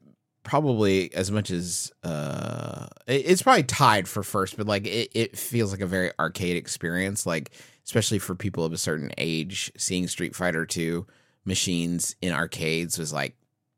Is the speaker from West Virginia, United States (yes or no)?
yes; Huntington, West Virginia, United States; we grew up in Huntington, West Virginia.